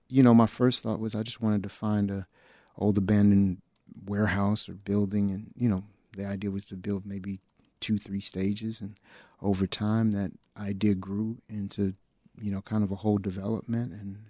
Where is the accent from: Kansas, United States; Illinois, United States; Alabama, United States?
Illinois, United States; Chicago; I grew up on the South Side of Chicago, born and raised not that far from where we're building the studio.